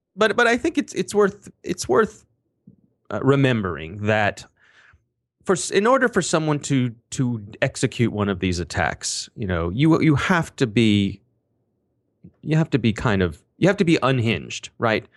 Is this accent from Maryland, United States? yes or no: yes; Ellicott City, Maryland, United States; I happen to live, uh, right near Ellicott City, Maryland. It is my hometown